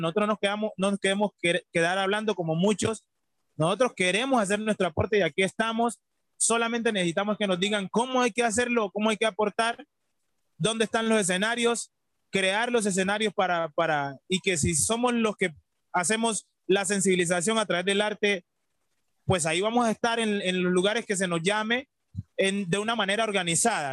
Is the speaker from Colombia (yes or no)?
yes; Colombia; yo soy colombiano